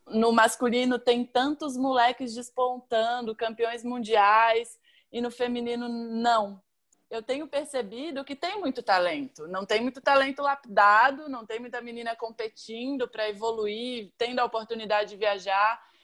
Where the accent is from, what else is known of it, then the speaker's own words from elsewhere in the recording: Florianópolis, Santa Catarina, Brazil; eu venho da Barra da Lagoa